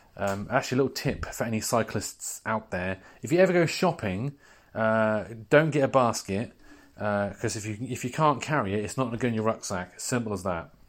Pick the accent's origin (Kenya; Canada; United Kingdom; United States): United Kingdom